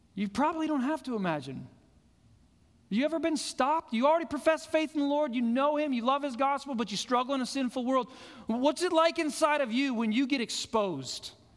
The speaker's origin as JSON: {"language": "English", "town": "Fort Collins", "region": "Colorado", "country": "United States", "tie": "born or raised there", "said": "where I grew up in Fort Collins, I could look up and see Long's Peak every single morning of my life."}